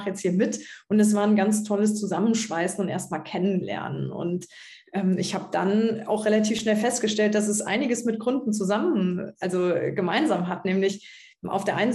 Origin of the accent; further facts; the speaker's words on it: Trier, Rhineland-Palatinate, Germany; als dann in meiner Heimatstadt Trier Katharina Barley nach Brüssel gegangen ist